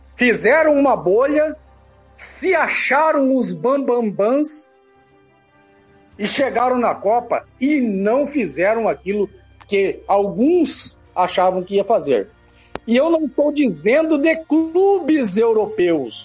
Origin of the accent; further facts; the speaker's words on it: Brazil; Eu sou brasileiro